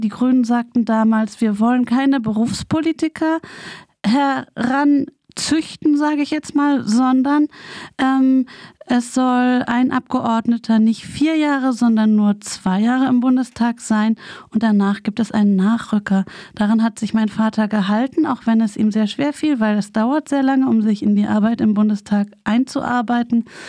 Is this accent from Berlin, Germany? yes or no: yes; Berlin, Germany; ich bin ja in West-Berlin aufgewachsen, mit der Mauer ganz nah